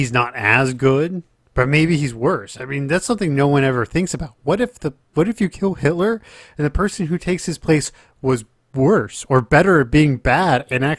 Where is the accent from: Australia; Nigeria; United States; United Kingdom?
United Kingdom; England; I can go make a ton more money here, and I'm English, so I can go pretty much anywhere in the world I want to go.